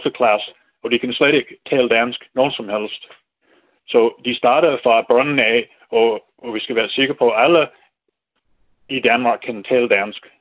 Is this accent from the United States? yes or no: yes; United States; Danish is a second language; moved away as an adult; now in Denmark; jeg er amerikaner